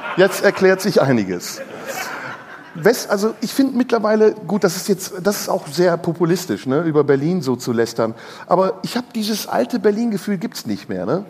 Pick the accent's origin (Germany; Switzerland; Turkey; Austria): Turkey; moved away; meine ehemaligen Landsleute, die Türken